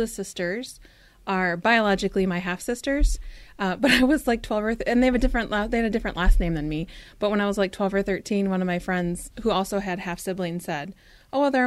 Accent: Stillwater, Minnesota, United States; I grew up in Stillwater, Minnesota, which is the birthplace of Minnesota

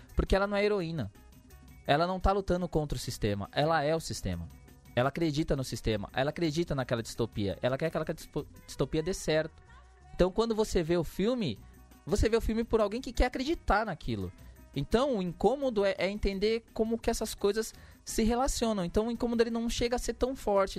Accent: São Paulo, Brazil; eu que sou da, da Zona Sul ali em Santo Amaro

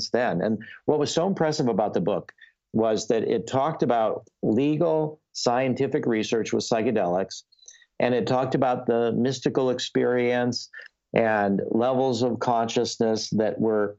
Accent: Skokie, Illinois, United States; growing up in Skokie, where everybody is Jewish

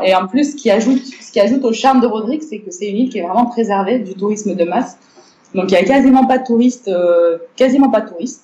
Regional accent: Morocco; moved away as an adult; also born or lived in Bordeaux, France; à la base, je suis née, j'ai grandi au Maroc. Euh, donc voilà, les 18 premières années de ma vie, c'était au Maroc.

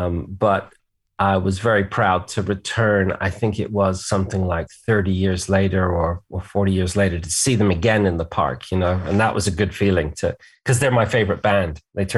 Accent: England, United Kingdom; So I grew up in England and it was interesting to see England through kind of like my parents' American eyes, you know.

